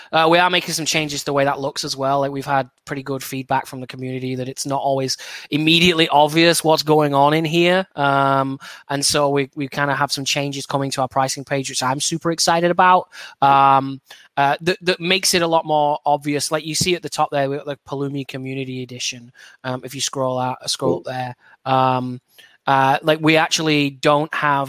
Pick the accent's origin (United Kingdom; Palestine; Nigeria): United Kingdom; Burnley, North West England; moved away as an adult; now in Seattle, United States; my hometown club of Burnley